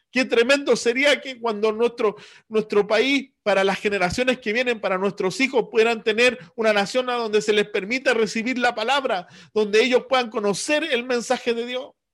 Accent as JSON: {"language": "Spanish", "country": "Chile", "said": "nosotros como americanos, como chilenos, al otro lado del mundo, hemos recibido el Evangelio"}